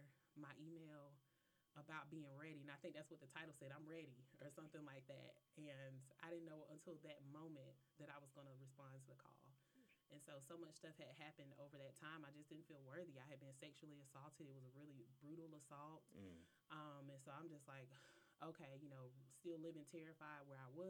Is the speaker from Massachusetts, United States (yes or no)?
no; Polk County, Florida, United States; I'm from a small town in Florida and I love it